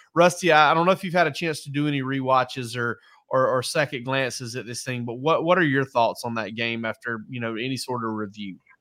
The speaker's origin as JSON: {"language": "English", "region": "South Georgia", "country": "United States", "said": "I'm from South Georgia"}